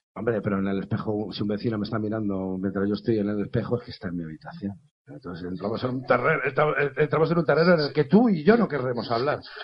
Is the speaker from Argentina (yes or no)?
no; Spain; aquí en España a lo mejor no estamos muy acostumbrados a que un músico escandalice como yo